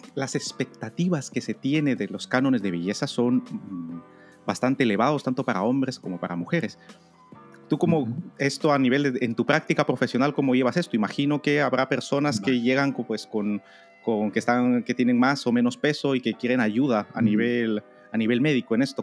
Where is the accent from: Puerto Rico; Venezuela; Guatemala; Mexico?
Guatemala; yo crecí en Guatemala